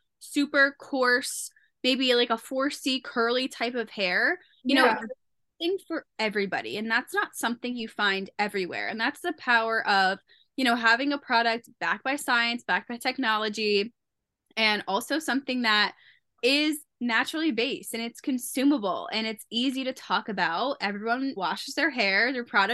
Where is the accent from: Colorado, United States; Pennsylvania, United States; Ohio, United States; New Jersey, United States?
New Jersey, United States; I am from New Jersey